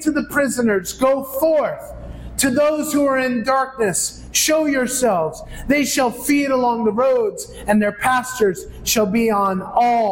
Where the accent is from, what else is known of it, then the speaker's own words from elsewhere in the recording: New York, United States; moved away as an adult; now in Philippines; I'm from New York, which is 6 hours north of Messiah